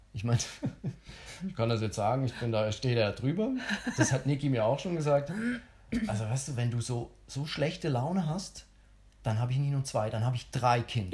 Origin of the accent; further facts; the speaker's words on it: Switzerland; ich bin ja Schweizer